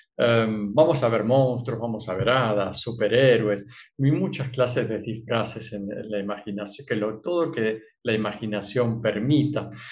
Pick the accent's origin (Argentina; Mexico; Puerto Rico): Argentina; soy argentino